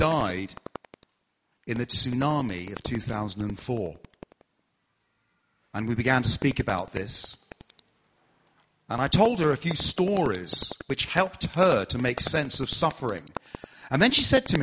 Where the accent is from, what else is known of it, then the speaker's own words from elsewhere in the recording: Hertfordshire, East of England, United Kingdom; accent: southern; I'm from Hertfordshire, so I'm southern